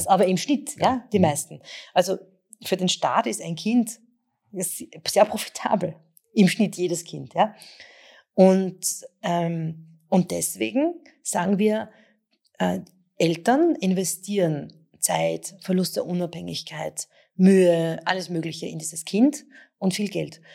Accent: Vienna, Austria; bin ja selber aus der Donaustadt

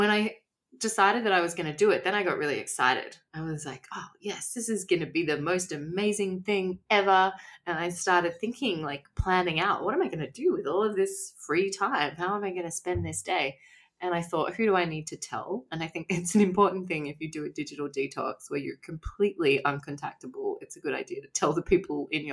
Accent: Australia; I'm from Australia

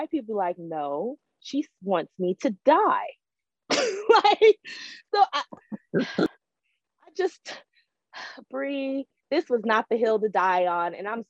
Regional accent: United States; I'm an American.

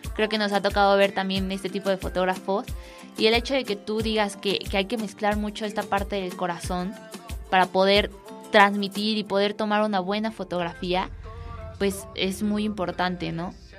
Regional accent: Mexico; uno como mexicano

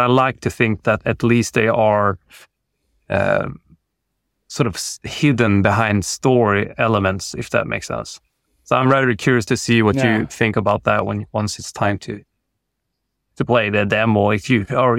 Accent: Sweden; I'm very much inspired by where I grew up in the Swedish outback, and kids, myself included, tend to be quite dicky.

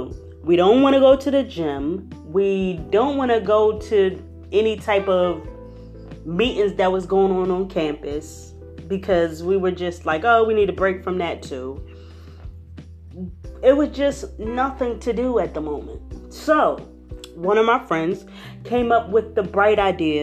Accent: Philadelphia, Pennsylvania, United States; I am from Philadelphia. So all I know is weeds, cement, city life, cars

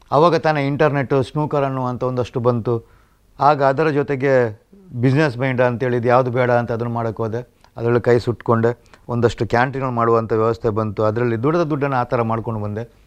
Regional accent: Mundadi, Karnataka, India; ನನ್ನ ಊರು ಬೆಳ್ತಂಗಡಿ ತಾಲೂಕಿನ ಪಣಕಾಜೆಯ ಪಕ್ಕ ಇರುವಂಥ ಮುಂಡಾಡಿ

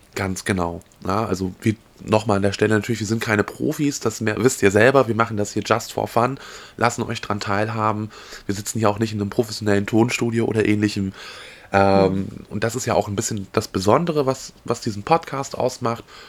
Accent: Mecklenburg-Vorpommern, Germany; wir beide sind ja Mecklenburger

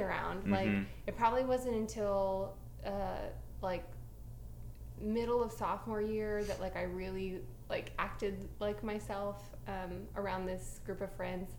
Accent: Houston, Texas, United States; born and raised in Houston

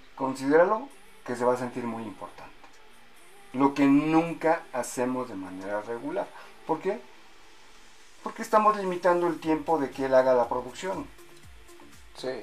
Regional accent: Mexico

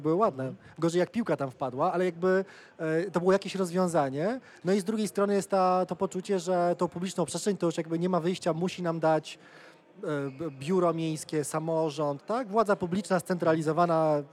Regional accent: Poland; w Polsce przekonanie cały czas, a ja się wychowałem w latach 90.

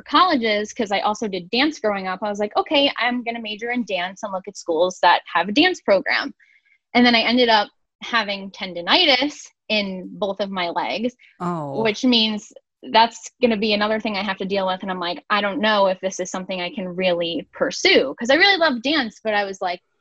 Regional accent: Valley Stream, New York, United States; moved away as an adult; now in Buffalo, United States; I'm originally from Long Island. The town that I'm from is called Valley Stream

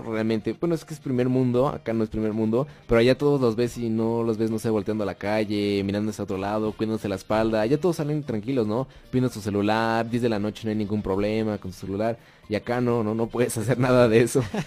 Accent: Mexico; acá siendo mexicanos

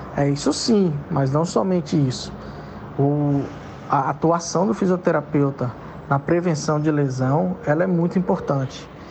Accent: Belo Horizonte, Minas Gerais, Brazil; moved away as an adult; now in Maceió, Brazil; sou mineiro, sou de Belo Horizonte, mas enraizado aqui em Maceió. Moro aqui em Maceió desde 2000, há 22 anos

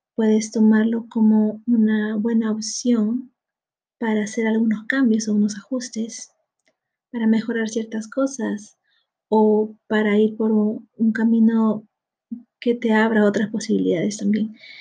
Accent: Peru; en mi país, aquí en Perú

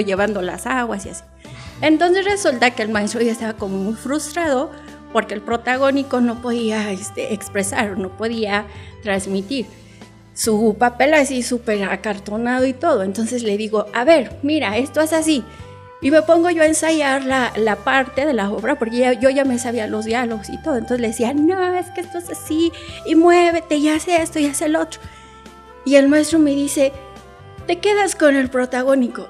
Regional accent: Cuba; now in Mexico; Hay algo que aprendes en Cuba y es que nada te pertenece. O sea, lo único que te pertenece como cubano eres tú

